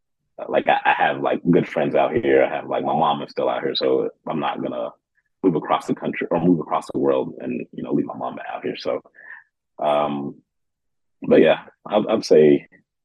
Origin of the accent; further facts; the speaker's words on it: Kuwait; now in United States; It was tough, I'm not gonna lie, just because growing up in Kuwait, I had all my cousins, so I was never really alone.